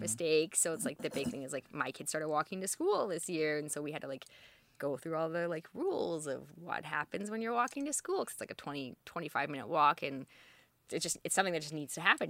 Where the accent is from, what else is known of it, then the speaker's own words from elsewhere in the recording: Alberta, Canada; moved away as an adult; also born or lived in Edmonton / Toronto; now in Halifax, Canada; I grew up in Alberta all over